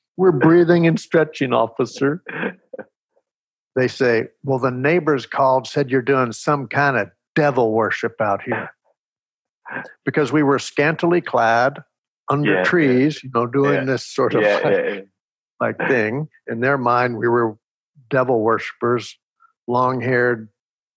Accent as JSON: {"language": "English", "region": "Texas", "country": "United States", "tie": "born or raised there", "said": "I grew up in Texas"}